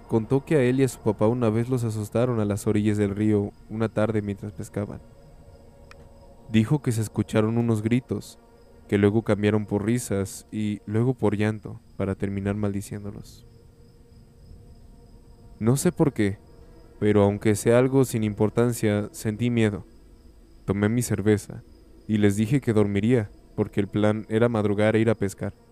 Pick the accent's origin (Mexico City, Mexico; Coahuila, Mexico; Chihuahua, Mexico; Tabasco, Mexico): Coahuila, Mexico; Piedras Negras; soy de Piedras Negras, Coahuila.